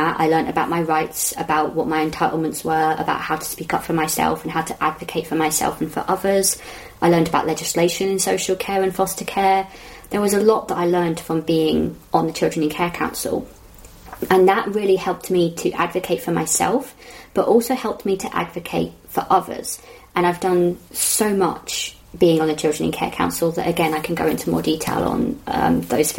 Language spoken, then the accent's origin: English; London, United Kingdom; I'm from Southwest London